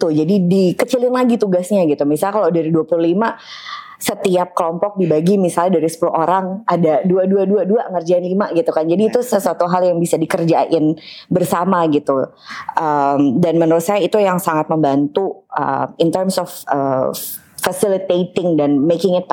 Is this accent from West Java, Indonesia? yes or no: no; Yogyakarta, Special Region of Yogyakarta, Indonesia; now in Bali, Indonesia; uh, saya …, aslinya dari Jogja, tapi lama tinggal di Bali.